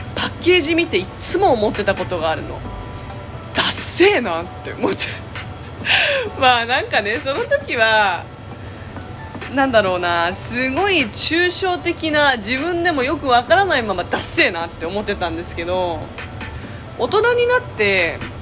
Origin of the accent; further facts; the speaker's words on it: Japan; also born or lived in South Korea (parents' origin); うちの家は韓国の家庭だし親が韓国人だからキンパが当たり前だった